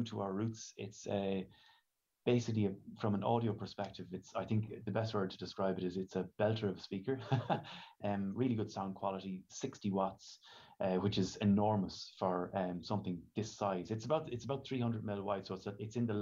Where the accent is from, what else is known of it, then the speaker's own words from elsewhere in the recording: Ireland; here in Ireland